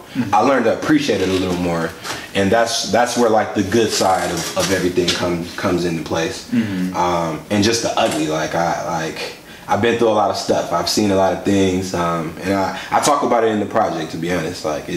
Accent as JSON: {"language": "English", "town": "Milwaukee", "region": "Wisconsin", "country": "United States", "tie": "born or raised there", "said": "I grew up on the north side, so, you know, growing up on the north side, we kind of have like this attitude, or like just growing up in Milwaukee"}